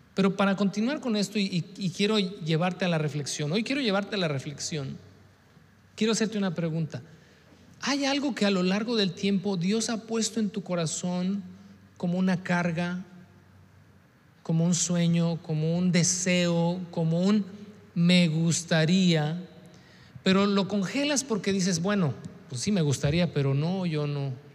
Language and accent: Spanish; Mexico; nuestra idiosincrasia como mexicanos